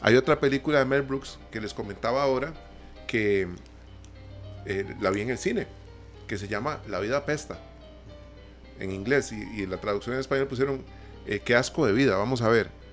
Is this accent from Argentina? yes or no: no; Costa Rica; como costarricenses